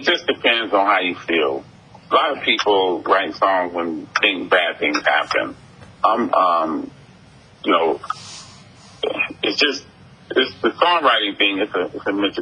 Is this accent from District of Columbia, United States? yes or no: no; Cleveland, Ohio, United States; my hometown in Cleveland